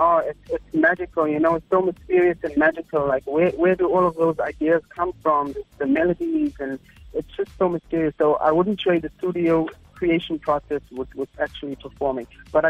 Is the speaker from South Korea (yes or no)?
no; Harding, KwaZulu-Natal, South Africa; Essentially, we're from Harding. It's a little small farm town towards the inland of KZN, but Dad's always been in business, so we've moved around a lot.